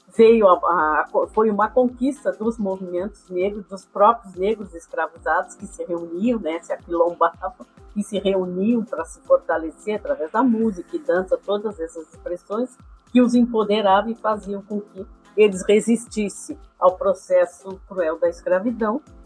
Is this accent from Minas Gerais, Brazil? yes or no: no; Pelotas, Rio Grande do Sul, Brazil; eu sempre sou pelotense, sempre morei em Pelotas